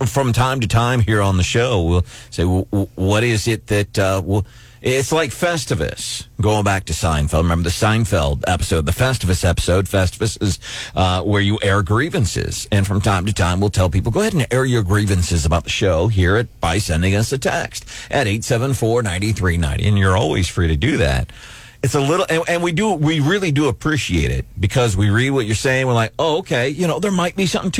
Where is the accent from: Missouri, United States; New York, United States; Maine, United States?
Missouri, United States; St. Louis; growing up in St. Louis